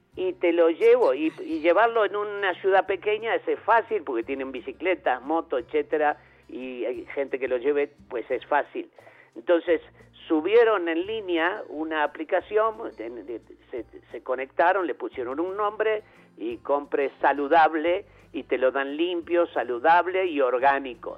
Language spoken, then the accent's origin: Spanish; Uruguay; born or raised there